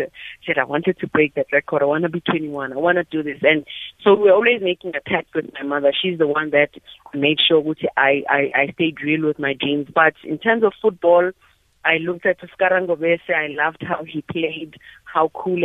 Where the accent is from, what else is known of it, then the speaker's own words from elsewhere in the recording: Johannesburg, Gauteng, South Africa; I was born and bred in Alexandra